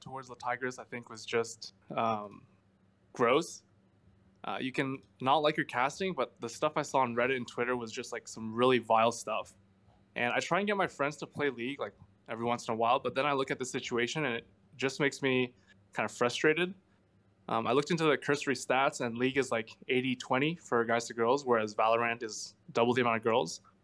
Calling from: Montreal, Quebec, Canada; I'm calling from Montreal

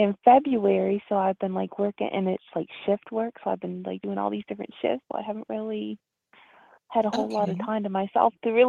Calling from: Canada; Hi, Ms.Blue. It's … from Canada.

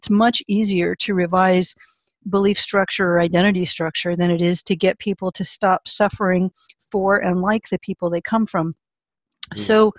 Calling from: California, United States; California, a little bit north of San Francisco, up in the redwoods and orchards.

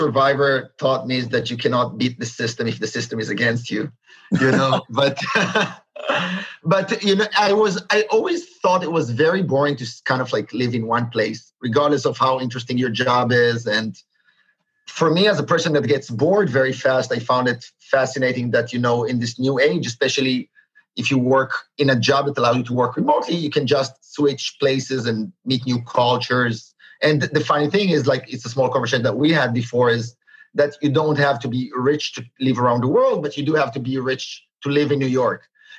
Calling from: Berlin, Germany; I am calling from Berlin. That's correct.

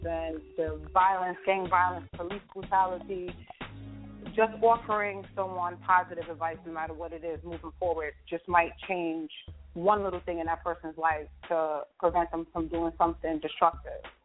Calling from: New York City, New York, United States; I'm calling from the Bronx.

